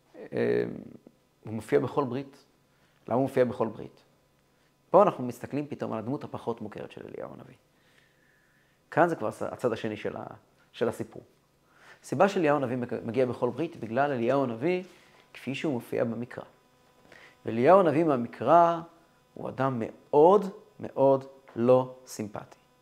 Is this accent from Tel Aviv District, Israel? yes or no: no; Kfar Chabad, Central District, Israel; moved away as an adult; now in Holon, Israel; אני גדלתי כל ימיי בכפר חב"ד או במקומות כאלה